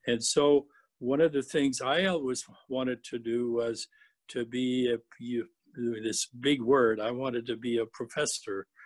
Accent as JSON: {"language": "English", "region": "British Columbia", "country": "Canada", "said": "we came from British Columbia to Manitoba in 1965, and we've always wanted to go back home to British Columbia."}